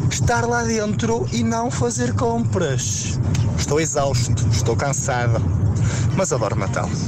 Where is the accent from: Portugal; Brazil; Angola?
Portugal; Vila Nova de Famalicão, Norte; sou de Famalicão